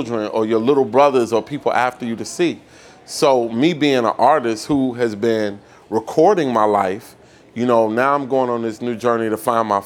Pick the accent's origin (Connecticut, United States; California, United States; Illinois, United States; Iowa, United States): Illinois, United States; Chicago; I'm from Chicago, right? So we're from Chicago.